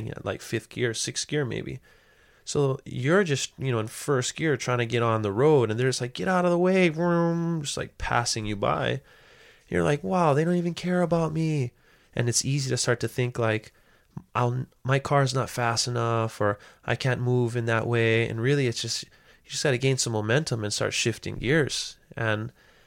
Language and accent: English; Hawaii, United States; there was never any doubt that I knew where I come from, and I knew that I belong in Hawaii